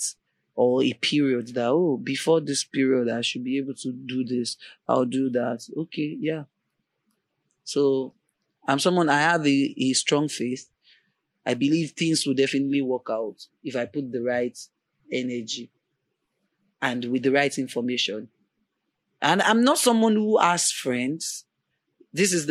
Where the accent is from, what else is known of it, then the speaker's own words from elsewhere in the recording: Ibadan, Oyo, Nigeria; moved away as an adult; now in Lagos, Nigeria; I really wanted to leave Ibadan because I lived in Ibadan all my life